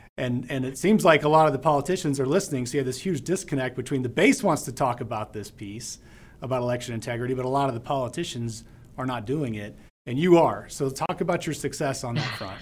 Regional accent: Deming, New Mexico, United States; I was born and raised in Deming, New Mexico

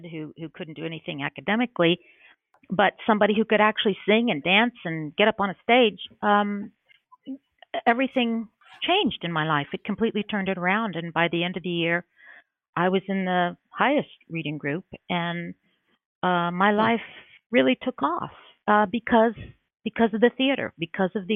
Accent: Oak Ridge, Tennessee, United States; I was growing up in Oak Ridge

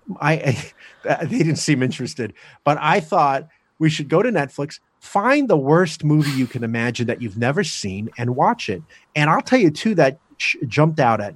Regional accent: New Jersey, United States; I'm from Jersey

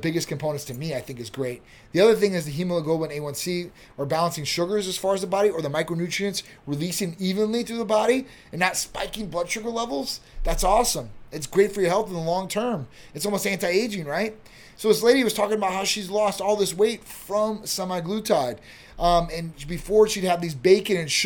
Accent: Chicago, Illinois, United States; moved away; I'm from Chicago area.

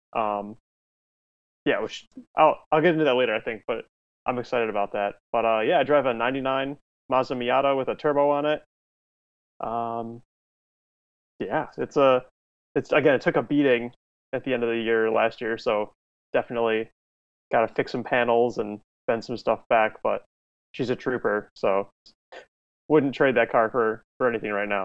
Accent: outside Chicago, Illinois, United States; I'm from Illinois, outside of the city of Chicago

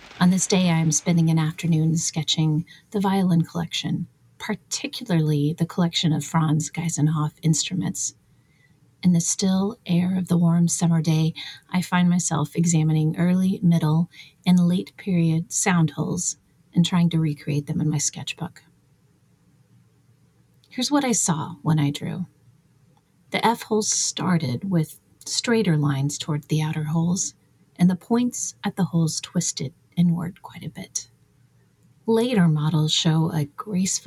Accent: United States; as an American

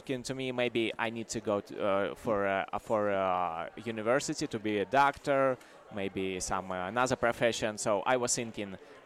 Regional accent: Belarus; now in Latvia; I'm from Belarus, but I was born very close to the Poland.

